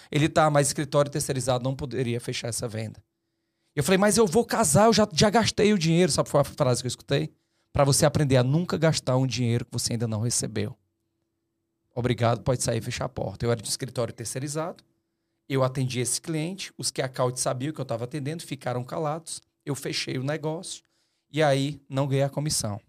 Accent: Fortaleza, Ceará, Brazil; eu sou de Fortaleza

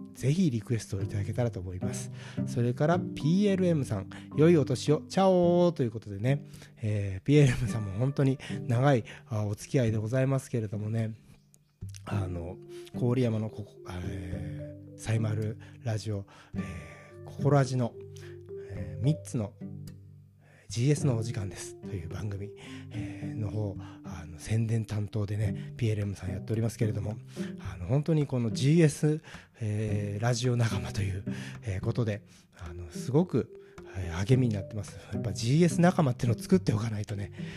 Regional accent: Kanto, Japan; 関東人だから

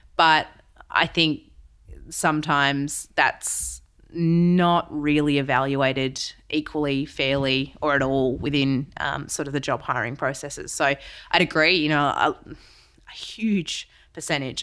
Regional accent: Western Australia, Australia; now in Melbourne, Australia; I'm West Aussie originally

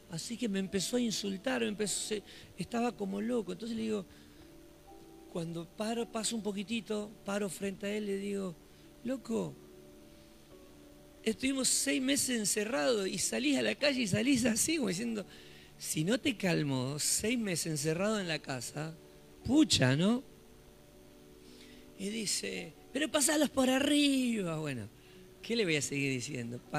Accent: Solano, Buenos Aires Province, Argentina; nosotros que somos de Solano, lo que es Solano, en esos días la ciudad estaba desierta

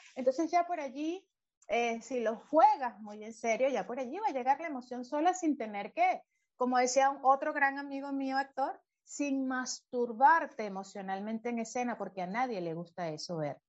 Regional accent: Valencia, Carabobo, Venezuela; also born or lived in Caracas, Venezuela; cuando todavía vivíamos en Caracas, yo, nací en Caracas hasta los ocho años, vivimos allí y fue cuando ya nuevo nos fuimos al monte, ¿no? A Valencia

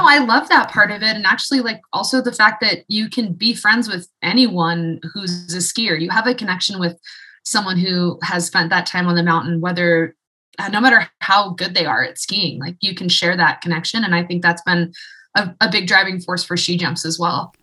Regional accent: Santa Fe, New Mexico, United States; moved away as an adult; also born or lived in Portland / Utah / Salt Lake City; now in Fernie, Canada; I was born and raised in Santa Fe, New Mexico

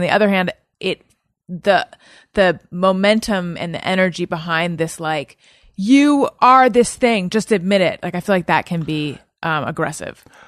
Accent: Orange County, California, United States; also born or lived in Oakland / Claremont / New York; I was born in Oakland, grew up in Orange County.

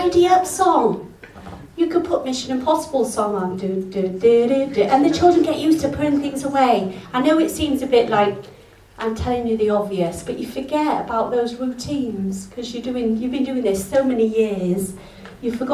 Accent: Yorkshire and the Humber, United Kingdom; now in Wales; I'm English, I'm Yorkshire

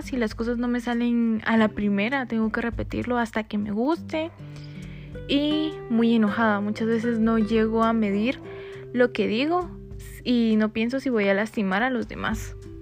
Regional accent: Coatepeque, Quetzaltenango, Guatemala; now in Quetzaltenango, Guatemala; soy originaria de Coatepeque, pero actualmente vivo en Quetzaltenango

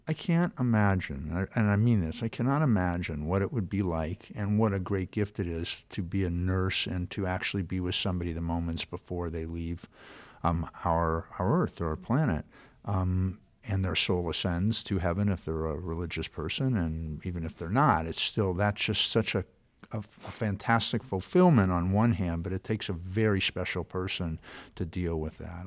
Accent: California, United States; born or raised there

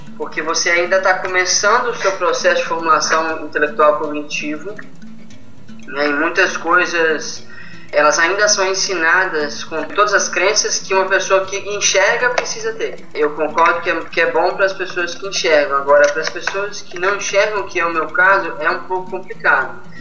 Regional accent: Linhares, Espírito Santo, Brazil; eu sou de Linhares

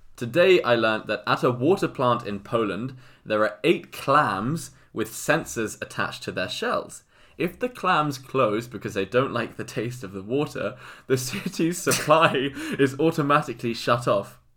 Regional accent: England, United Kingdom; I'm English.

